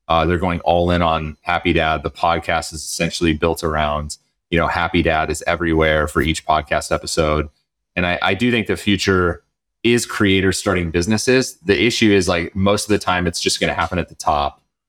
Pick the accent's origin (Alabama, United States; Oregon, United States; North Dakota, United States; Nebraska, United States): North Dakota, United States; moved away; I am from North Dakota.